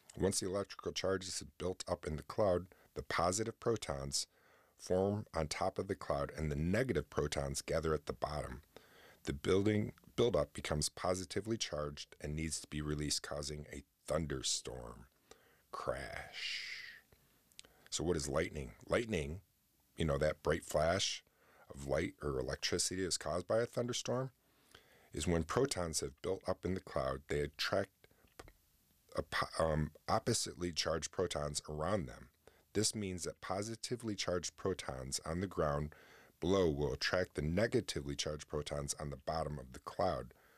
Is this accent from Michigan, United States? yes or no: no; New Haven, New York, United States; growing up out in New Haven, where I grew up in New York, um, which was a tiny little town